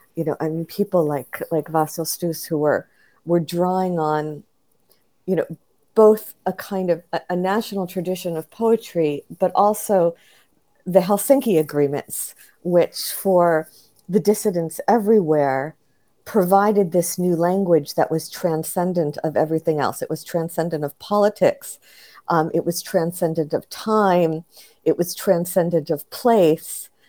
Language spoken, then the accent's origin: English; United States; I was the only American there